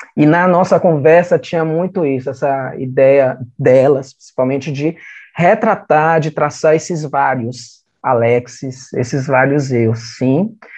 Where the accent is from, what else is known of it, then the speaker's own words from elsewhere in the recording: Salvador, Bahia, Brazil; Eu sou da Fazenda Grande do Retiro